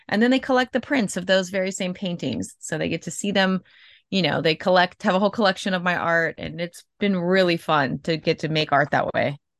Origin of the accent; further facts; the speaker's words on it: Tampa, Florida, United States; I'm from Tampa, Florida